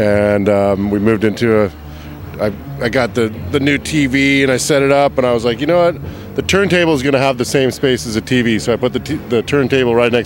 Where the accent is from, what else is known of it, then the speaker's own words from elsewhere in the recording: Colorado, United States; moved away as an adult; now in San Francisco, United States; I grew up in Colorado